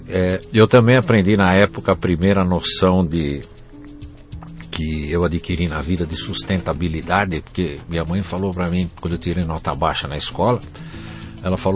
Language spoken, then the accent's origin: Portuguese; Jundiaí, São Paulo, Brazil; born there